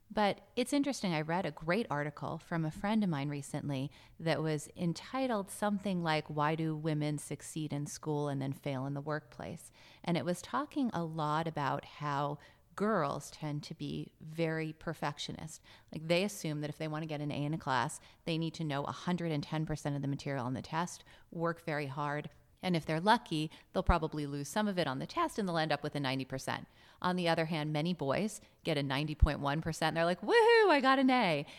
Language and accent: English; Los Angeles, California, United States; I'm from Los Angeles.